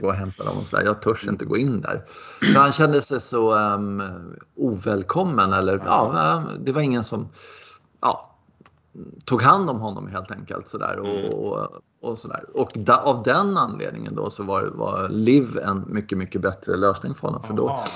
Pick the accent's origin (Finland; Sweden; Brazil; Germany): Sweden; man är ju så blind som svensk